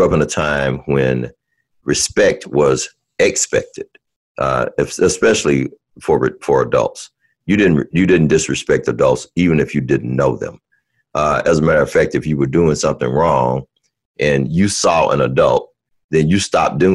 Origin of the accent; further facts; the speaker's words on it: Birmingham, Alabama, United States; I grew up in Birmingham, Alabama, or right outside of Birmingham, Alabama